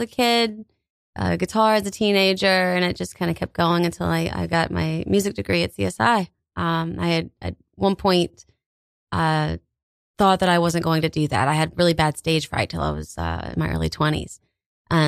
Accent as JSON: {"language": "English", "region": "Alabama", "country": "United States", "moved": "as an adult", "lives_now": "Staten Island, United States", "said": "I'm from the South. I'm from Alabama"}